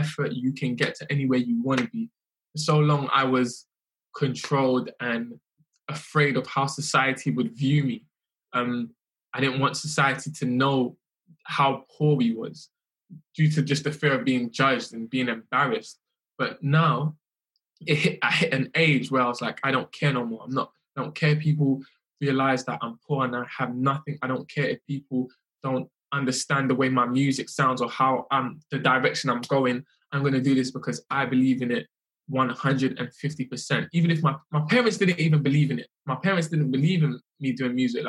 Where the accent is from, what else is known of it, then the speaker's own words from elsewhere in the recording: London, United Kingdom; We was born in London